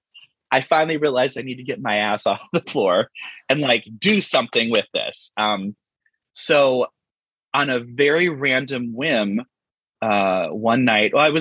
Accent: Colby, Wisconsin, United States; moved away; also born or lived in Green Bay, Wisconsin; I'm originally from Wisconsin, from Colby, tiny little Colby, Wisconsin, in the center of the state, home of Colby cheese. I was, you know, a geeky theater kid growing up

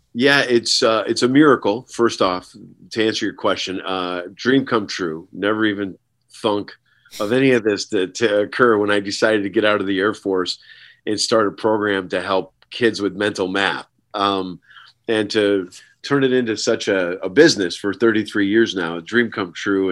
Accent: Herkimer, New York, United States; my hometown of Herkimer, New York

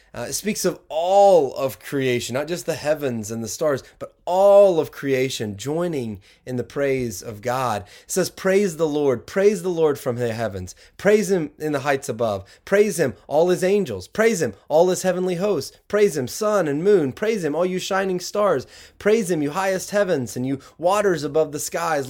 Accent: the South, United States; now in Michigan, United States; growing up down south

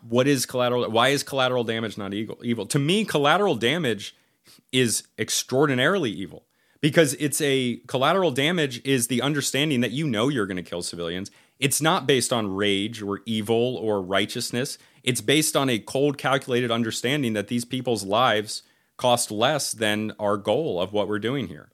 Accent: United States; I'm American of yeah. Irish descent

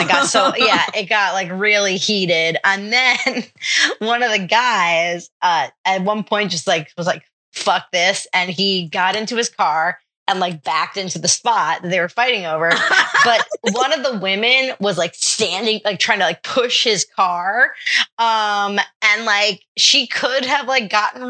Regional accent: New York, United States; I'm from New York my whole life

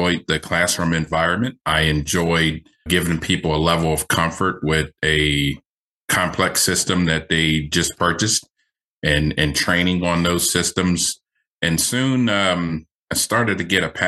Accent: Philadelphia, Pennsylvania, United States; I grew up in Philadelphia area

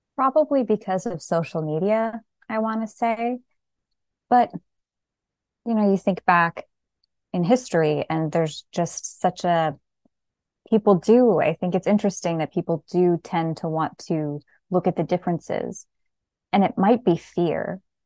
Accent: New Jersey, United States; now in Western New York, United States; I was raised in New Jersey, and now I live in Western New York.

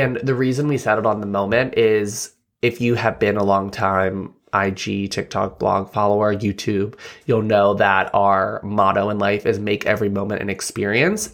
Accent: Bellefonte, Pennsylvania, United States; I grew up in, uh, Belfont, P

